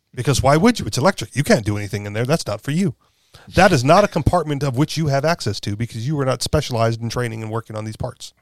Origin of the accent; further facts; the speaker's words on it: Hawaii, United States; I grew up in Hawaii, where we all have cars